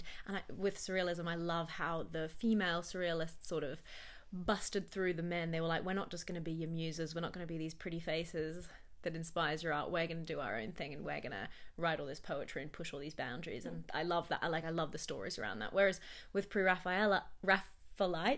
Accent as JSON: {"language": "English", "country": "Australia", "said": "as an Australian"}